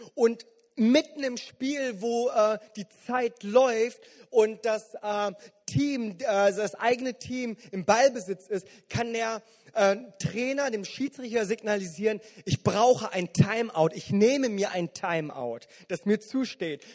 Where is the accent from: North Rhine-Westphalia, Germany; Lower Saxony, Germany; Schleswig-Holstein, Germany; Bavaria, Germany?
North Rhine-Westphalia, Germany; Bonn; gerade hier als Bonner